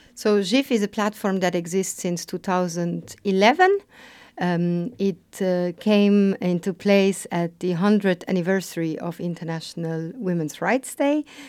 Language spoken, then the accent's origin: English; Luxembourg; also born or lived in Lisbon; I was born in Luxembourg. I have a migrant background. My mom is Italian. My father Portuguese. So I was a bit brought up in this multicultural setting